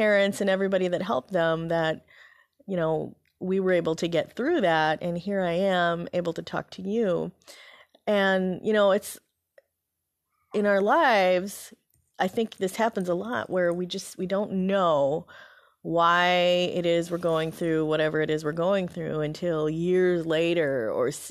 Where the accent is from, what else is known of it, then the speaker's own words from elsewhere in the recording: Philippines; born there; You know, I was born in the Philippines, and so my dad, he was in the Peace Corps at the time there